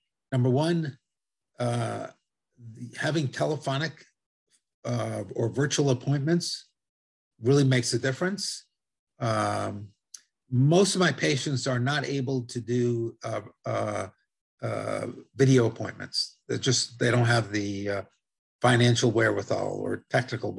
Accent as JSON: {"language": "English", "country": "Italy", "tie": "born or raised there", "accent": "Italian", "moved": "yes", "lives_now": "United States", "said": "I speak Spanish fluently with an Italian accent. I was born in Italy"}